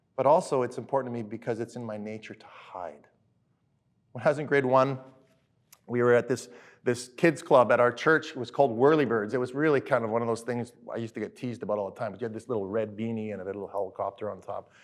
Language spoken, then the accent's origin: English; Alberta, Canada; I grew up in Alberta, different places